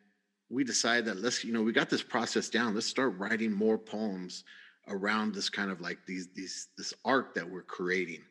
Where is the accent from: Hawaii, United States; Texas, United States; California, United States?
California, United States; San Bernardino; since I was a Chicano from San Bernardino